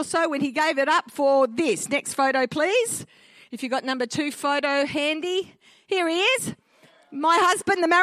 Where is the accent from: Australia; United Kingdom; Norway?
Australia; I'm an Aussie-Italian hybrid. My father migrated from Italy to Australia in the early 1950s, so I'm a first-generation Australian on that side. My mum is an Aussie-born and bred girl